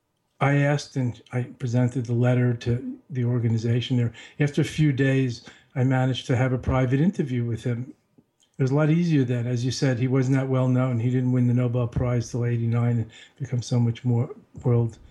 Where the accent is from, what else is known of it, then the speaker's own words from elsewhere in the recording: New York, United States; I told him I'm from New York, and I just graduated from college